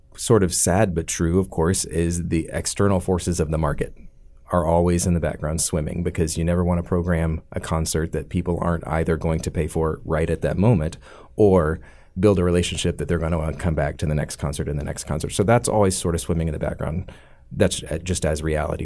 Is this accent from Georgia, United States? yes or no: yes; Atlanta, Georgia, United States; born or raised there; also born or lived in Alabama